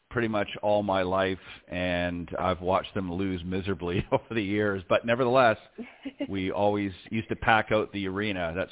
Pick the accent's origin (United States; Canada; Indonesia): Canada; Hamilton, Ontario; also born or lived in Toronto / Halifax; I unfortunately I'm from flat Ontario, so we don't have too many mountains in in Ontario. But um, born in Hamilton, uh, lived a lot of my life in Toronto, um, and a little bit out in Halifax, Nova Scotia for a few years as well.